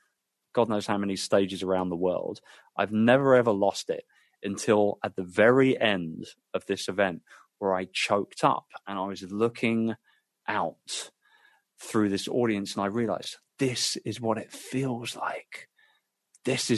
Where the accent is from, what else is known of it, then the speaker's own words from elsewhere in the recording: London, United Kingdom; my hometown of London